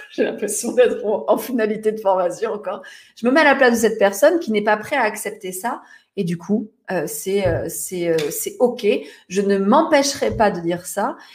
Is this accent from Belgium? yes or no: no; Toulon, Provence-Alpes-Côte d'Azur, France; Je suis née à Toulon, à Toulon, Je suis une provinciale pour les Parisiens